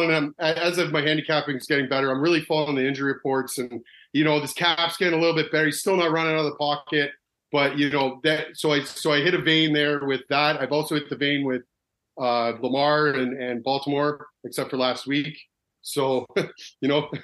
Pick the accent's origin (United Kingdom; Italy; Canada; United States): Canada; I'm from Canada